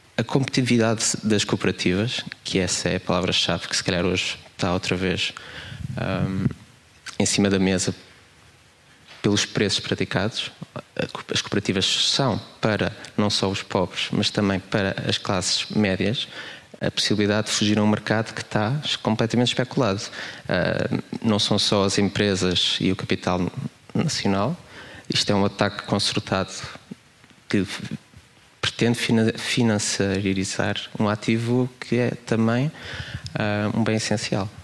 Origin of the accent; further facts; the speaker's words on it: Queluz, Lisbon, Portugal; also born or lived in Porto; minha infância em Queluz, também vivi no Porto